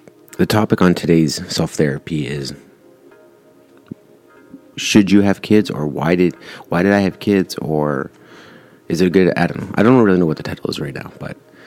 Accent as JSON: {"language": "English", "country": "Canada", "tie": "born or raised there", "said": "I was born here in Canada. My parents are both Italian immigrants, and I'm first Canadian, first generation Canadian"}